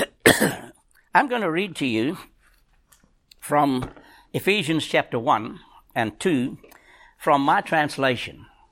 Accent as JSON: {"language": "English", "country": "South Africa", "moved": "yes", "said": "I'm a South African. I think like a South African"}